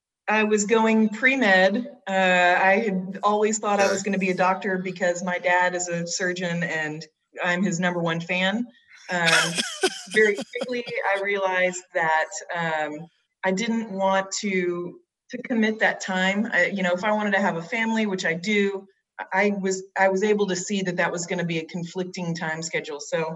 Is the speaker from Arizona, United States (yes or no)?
no; Texas, United States; Well, I grew up in North Texas, a pretty rural area